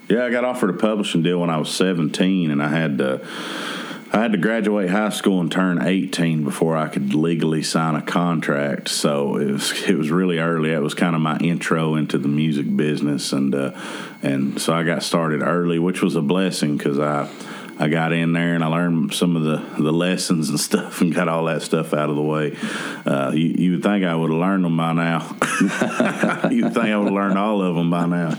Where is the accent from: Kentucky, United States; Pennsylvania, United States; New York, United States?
Kentucky, United States; Lexington; my hometown, yeah. you know, um, in Kentucky